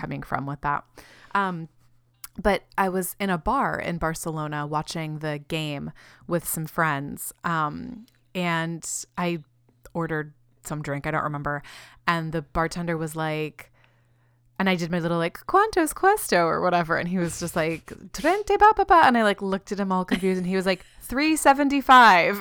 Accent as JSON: {"language": "English", "region": "Florida", "country": "United States", "tie": "born or raised there", "also_born_or_lived": "Chicago", "moved": "yes", "lives_now": "New Zealand", "said": "the exposure to Spanish growing up in Florida"}